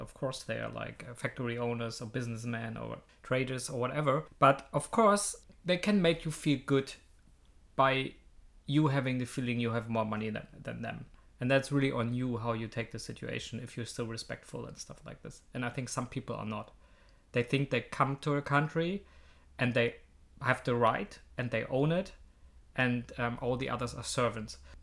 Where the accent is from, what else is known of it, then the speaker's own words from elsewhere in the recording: Hamburg, Germany; I was from this district I'm living in, I was from Hamburg